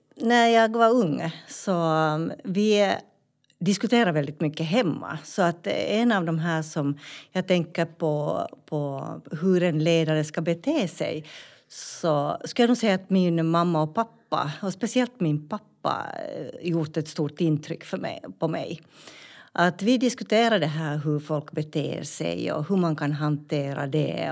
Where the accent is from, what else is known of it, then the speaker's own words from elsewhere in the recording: Finland; moved away as an adult; now in Malmberget, Sweden; jag var ju från Finland